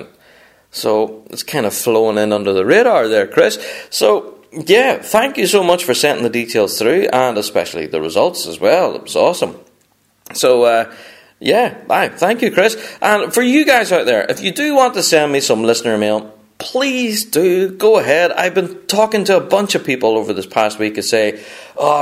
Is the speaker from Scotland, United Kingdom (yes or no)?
no; Northern Ireland, United Kingdom; apologies, first of all, for my accent. I am a Northern Irishman